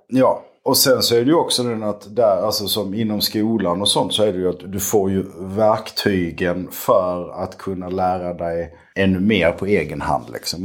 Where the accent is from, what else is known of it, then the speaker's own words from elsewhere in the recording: Skåne, Sweden; also born or lived in Malmö; now in Lomma, Sweden; jag är skåning